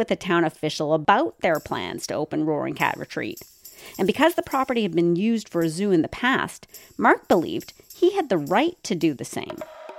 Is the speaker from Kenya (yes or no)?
no; Saskatoon, Saskatchewan, Canada; my school in Saskatoon when I was a kid.